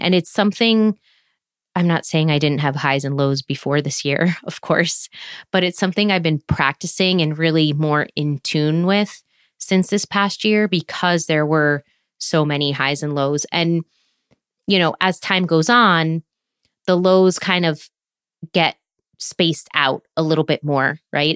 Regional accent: United States; moved away as an adult; now in France

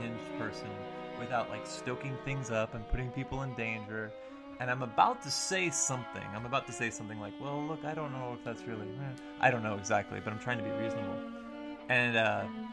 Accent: South Texas, United States; I'm also from South Texas.

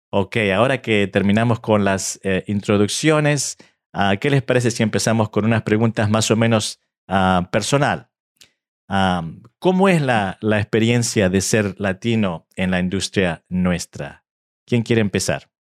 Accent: Argentina; now in United States; aunque nací en Argentina hace muchos años atrás y mi español, eh, mi español no es perfecto

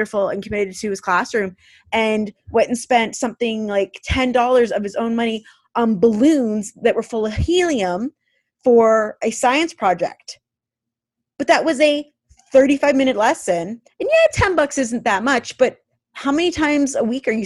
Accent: Canada; being Canadian teachers

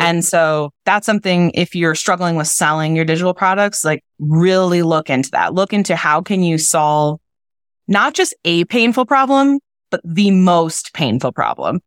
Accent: Wisconsin, United States; I'm from Wisconsin

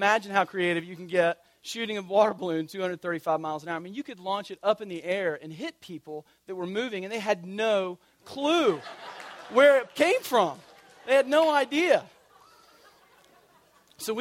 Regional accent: Tallahassee, Florida, United States; I grew up in Tallahassee, God's country

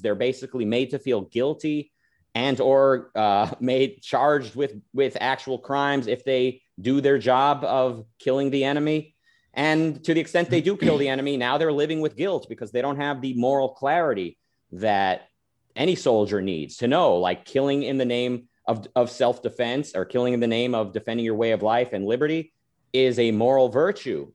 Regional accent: Israel; moved away; I was born in Israel. I lived there.

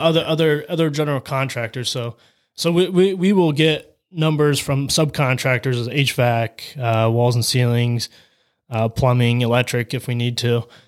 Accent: Salineville, Ohio, United States; I was born and raised in Saline, Ohio

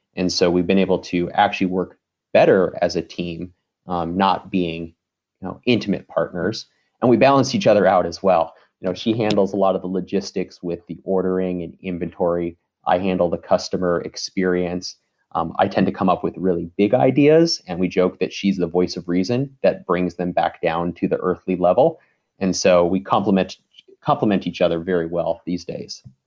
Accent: Seattle, Washington, United States; moved away as an adult; now in Detroit, United States; I'm from Seattle

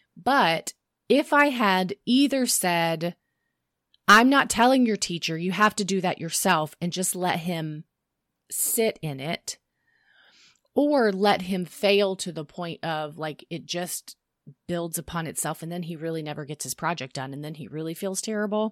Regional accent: the South, United States; we grew up in the South.

